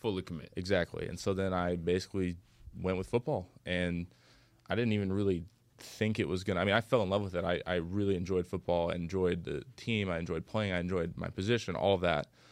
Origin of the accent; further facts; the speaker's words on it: Bellevue, Washington, United States; moved away; also born or lived in San Jose; I grew up in Bellevue, Washington, which is about I don't know, 20 minutes, let's say, from Seattle.